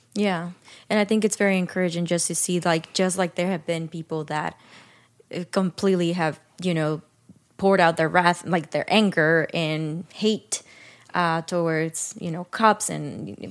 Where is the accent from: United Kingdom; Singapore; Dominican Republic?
Dominican Republic; now in United States; I grew up in Dominican Republic